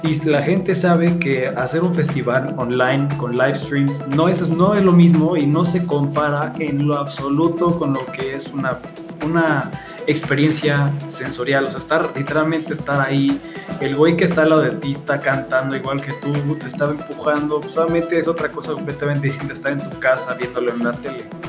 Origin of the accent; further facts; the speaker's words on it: Querétaro, Mexico; yo soy de Querétaro